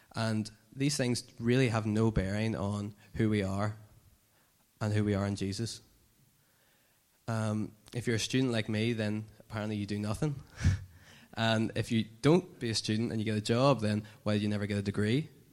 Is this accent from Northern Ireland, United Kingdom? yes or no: yes; Dungannon, Northern Ireland, United Kingdom; moved away as an adult; now in Belfast, United Kingdom; I'm from Dungannon